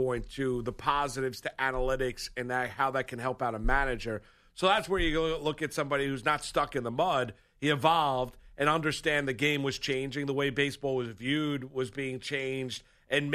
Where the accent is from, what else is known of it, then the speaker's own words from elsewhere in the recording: New York, United States; I grew up in New York in the tri-state area